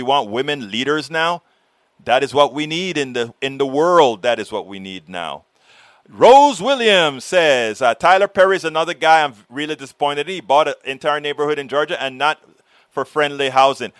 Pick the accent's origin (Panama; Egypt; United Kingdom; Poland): Panama; now in Austin, United States; I was born in Panama.